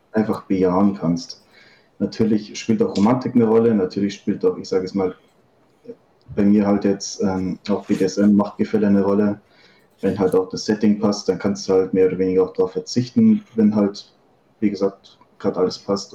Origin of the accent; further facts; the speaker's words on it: Upper Bavaria, Germany; 25, aus Oberbayern